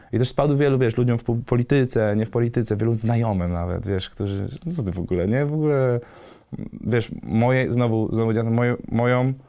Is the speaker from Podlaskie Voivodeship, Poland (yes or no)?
no; Wrocław, Lower Silesian Voivodeship, Poland; nie jestem stąd, jestem z Wrocławia